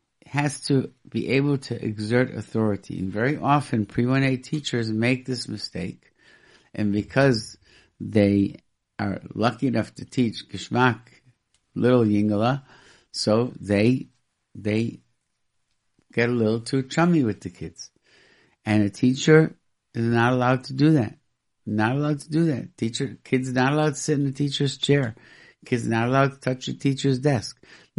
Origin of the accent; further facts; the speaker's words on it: Rochester, New York, United States; when I grew up in Rochester, New York, there were no kosher restaurants at all.